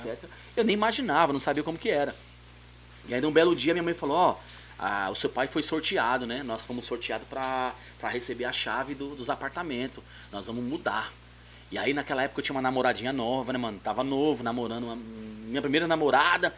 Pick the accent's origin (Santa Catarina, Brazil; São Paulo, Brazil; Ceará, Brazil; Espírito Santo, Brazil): São Paulo, Brazil; also born or lived in Jardim São Luís, São Paulo; eu nasci no Jardim Miria, É. Precisamente Buraco do Sapo ali, Caixa d'Água. Mas com 19 anos eu mudei pro, pro Jardim São Luís